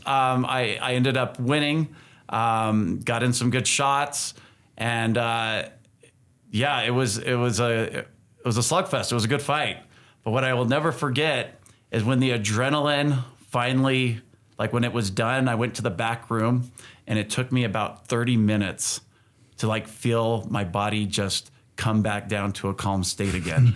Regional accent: California, United States; also born or lived in Utah; Growing up in California

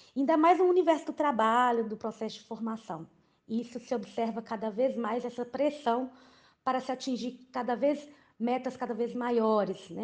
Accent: Brazil; enquanto brasileiros

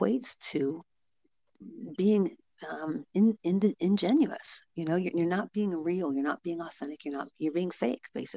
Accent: Ohio, United States; I am from Ohio

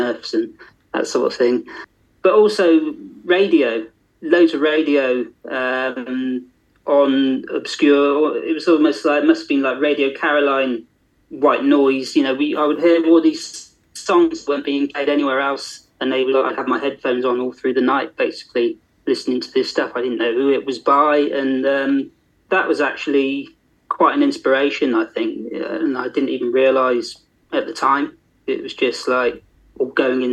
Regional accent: Yetminster, South West England, United Kingdom; now in Haverfordwest, United Kingdom; growing up in Dorset

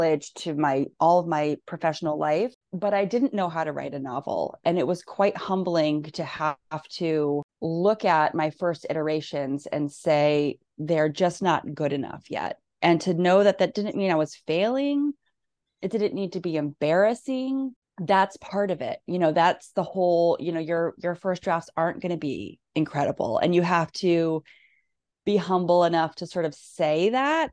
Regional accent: Nebraska, United States; moved away as an adult; also born or lived in Missouri / Northampton, Massachusetts; I grew up in Nebraska, college in Missouri. And when I moved to Northampton

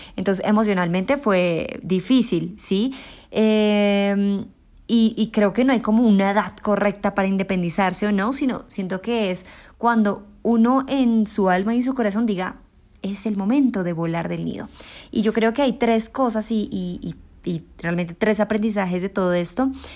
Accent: Colombia; yo soy una joven colombiana

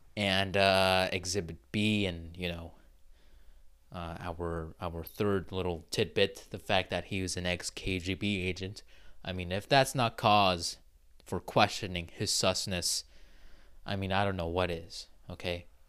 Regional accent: Pacific Northwest, United States; I am an American, okay? I've said that I live in the Pacific Northwest.

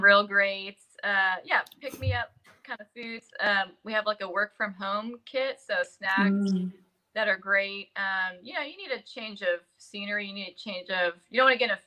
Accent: San Jose, California, United States; I was born in San Jose, California

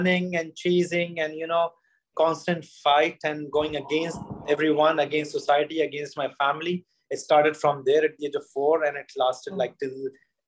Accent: Madhya Pradesh, India; also born or lived in Sironj; I'm from Madhya Pradesh, you know, center of India

